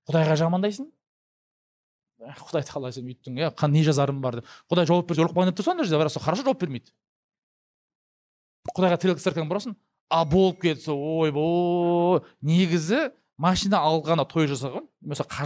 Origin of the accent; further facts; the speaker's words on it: Kazakhstan; қазақты сынау өйткені мен қазақпын ешкім маған ренжімейді